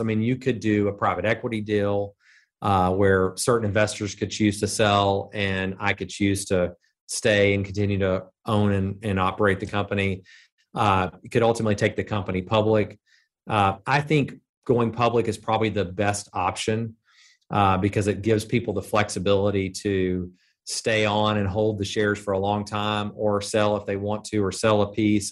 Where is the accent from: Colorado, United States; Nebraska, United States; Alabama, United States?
Alabama, United States; Birmingham; I was from Birmingham.